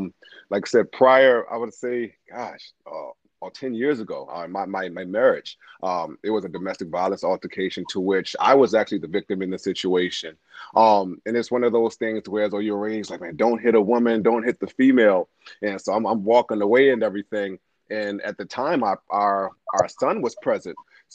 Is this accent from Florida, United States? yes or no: no; Baltimore, Maryland, United States; now in Ladson, United States; born and raised in Baltimore City, Maryland. Got down here in 06. Been in Ladson ever since.